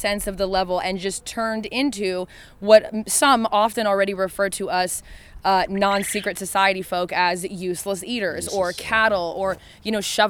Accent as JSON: {"language": "English", "region": "Oregon", "country": "United States", "also_born_or_lived": "Los Angeles, California", "moved": "as an adult", "lives_now": "near Nashville, United States", "said": "I am from Oregon, though. When I moved out here a few months ago"}